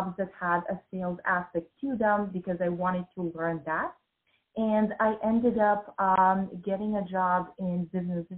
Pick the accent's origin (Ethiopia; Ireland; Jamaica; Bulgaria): Bulgaria; moved away as an adult; also born or lived in United States; I grew up in Bulgaria in a post-communist country.